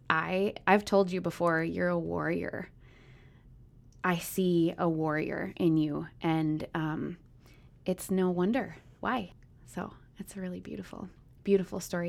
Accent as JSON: {"language": "English", "town": "Minneapolis", "region": "Minnesota", "country": "United States", "tie": "born or raised there", "also_born_or_lived": "Minot, North Dakota", "moved": "yes", "lives_now": "Eau Claire, United States", "said": "I grew up in Minnesota, but was born in North Dakota."}